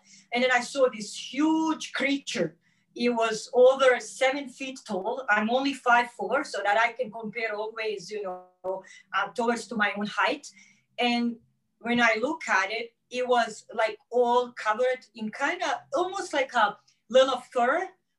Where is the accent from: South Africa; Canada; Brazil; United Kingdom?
Canada; First of all … I'm Canadian or Greek Canadian.